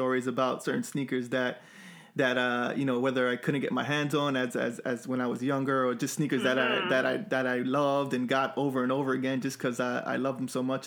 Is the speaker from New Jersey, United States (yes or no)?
no; New York City, New York, United States; Brooklyn, my hometown